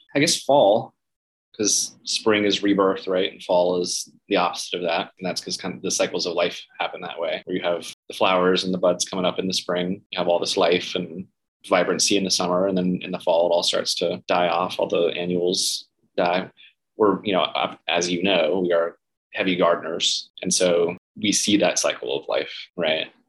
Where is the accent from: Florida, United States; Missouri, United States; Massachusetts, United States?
Florida, United States; Gainesville; moved away; also born or lived in St. Petersburg, Florida; I grew up in Gainesville, Florida. So, uh, north central Florida, big college town where the University of Florida is.